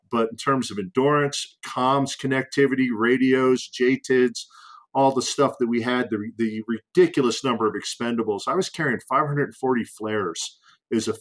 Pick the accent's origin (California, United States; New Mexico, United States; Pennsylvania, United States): Pennsylvania, United States; Philadelphia; Philly born and raised, so I'm an East Coast boy